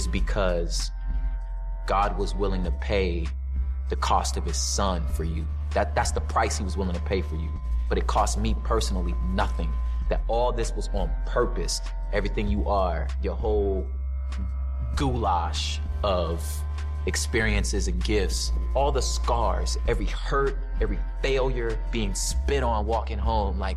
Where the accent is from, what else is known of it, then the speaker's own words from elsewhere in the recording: West Covina, California, United States; also born or lived in South Central Los Angeles; Even though I was born in South Central LA, my particular story starts 20 minutes outside of that in the San Gabriel Valley in West Covina, La Puente area. So I grew up in like an all Mexican, like super violent neighborhood.